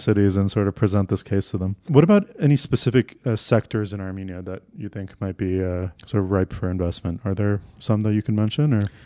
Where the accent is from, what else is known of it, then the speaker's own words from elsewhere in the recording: Canada; I grew up in Canada